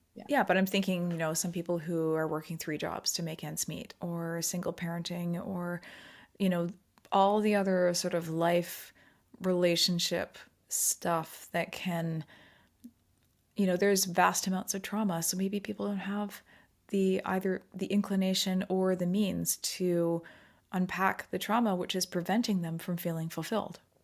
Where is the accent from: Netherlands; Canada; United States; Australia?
Canada; Pacific Northwest of Canada, British Columbia; also born or lived in England / Abu Dhabi; I grew up in the Pacific Northwest of Canada here